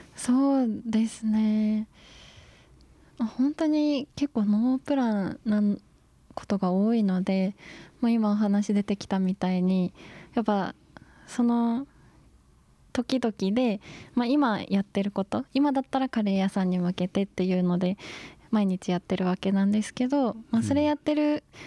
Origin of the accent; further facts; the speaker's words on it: Gero, Gifu, Japan; moved away as an adult; also born or lived in Tochigi; 岐阜県の下呂市